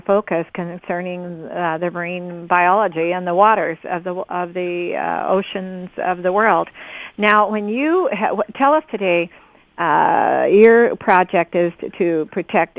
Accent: Oregon, United States; We're both from Oregon. I'm in Southern Oregon.

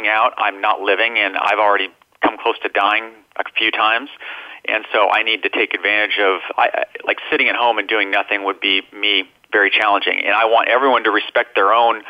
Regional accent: Minnesota, United States; moved away; I came from Minnesota

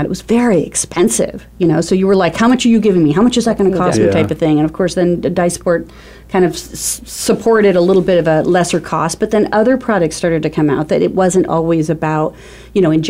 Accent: Arizona, United States; also born or lived in California; I'm from Arizona. I've lived here all of my life with the exception of being in California for a little bit.

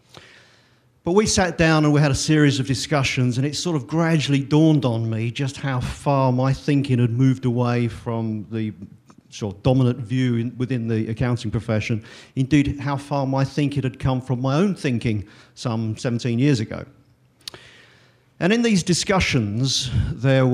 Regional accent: England, United Kingdom; I'm an accountant from England

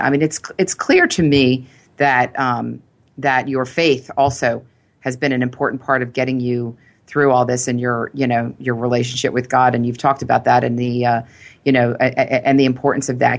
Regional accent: Philadelphia, Pennsylvania, United States; I grew up in Philly, and I grew up with three brothers

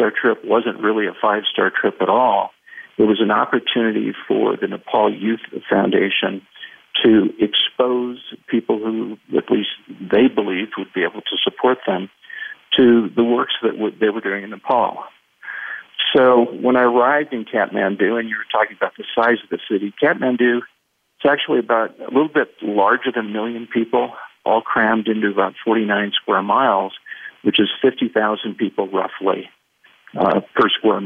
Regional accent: California, United States; born or raised there; moved away as an adult; now in Santa Fe, United States

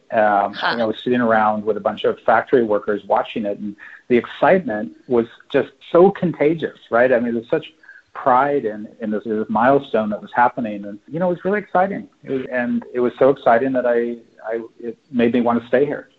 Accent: California, United States; moved away as an adult; now in Shanghai, China; I'm, I'm from California

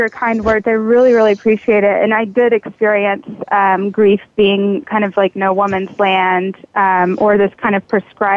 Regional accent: Kentucky, United States; I grew up in Kentucky, and it was very southern.

